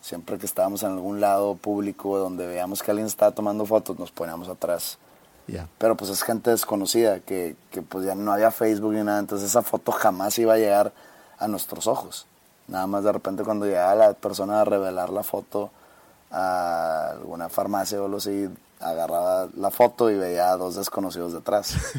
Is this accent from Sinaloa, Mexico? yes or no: no; Monterrey, Nuevo León, Mexico; aquí no decimos primo